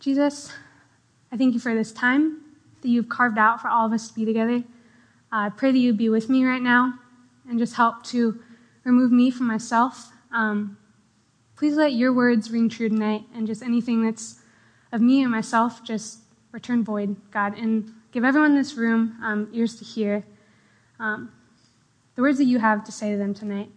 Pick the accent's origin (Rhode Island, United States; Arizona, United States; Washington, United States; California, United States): Washington, United States; Edmonds; I grew up in Edmonds, Washington, which is like, just like 20 minutes north of here, pretty small town. But I've lived there my whole life